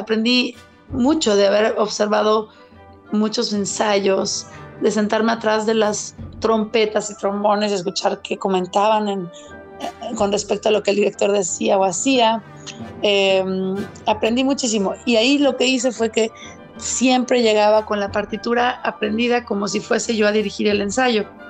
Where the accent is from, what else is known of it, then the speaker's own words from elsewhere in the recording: Mexico; soy mexicana